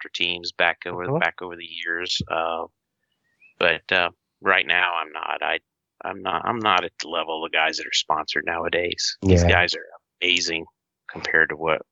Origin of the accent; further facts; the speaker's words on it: Louisiana, United States; moved away as an adult; also born or lived in Chattanooga, Tennessee / Huntsville, Alabama; now in California, United States; I grew up in Louisiana and then moved to Chattanooga